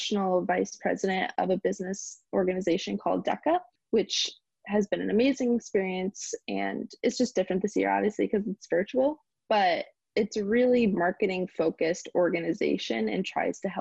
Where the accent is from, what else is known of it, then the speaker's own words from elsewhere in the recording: Berlin, Connecticut, United States; now in Stamford, United States; I'm originally from Berlin, Connecticut